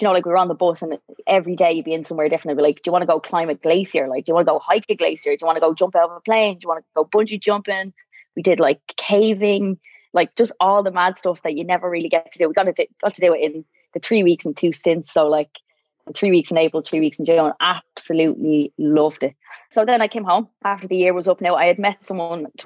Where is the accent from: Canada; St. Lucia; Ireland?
Ireland; Dublin, Leinster; also born or lived in Navan; I grew up in Drimna.